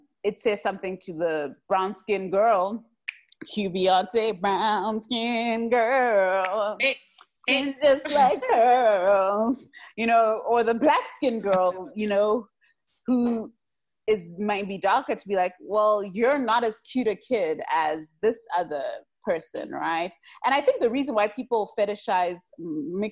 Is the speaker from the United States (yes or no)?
no; Zimbabwe; us growing up in Zim